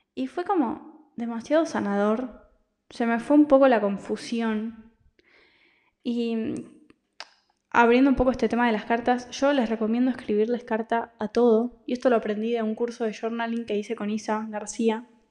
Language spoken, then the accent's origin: Spanish; Argentina; moved away as an adult; also born or lived in Italy; now in Barcelona, Spain; yo vivía en Argentina porque soy argentina, de ahí me fui a Italia y de Italia me vine a España, a Barcelona